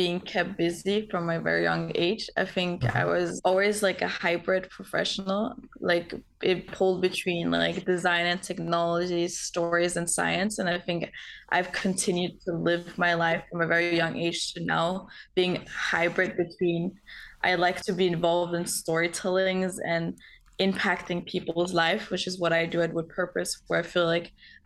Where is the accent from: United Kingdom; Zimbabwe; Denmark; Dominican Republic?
Denmark; moved away as an adult; now in San Francisco, United States; I'm from Denmark, currently based out in San Francisco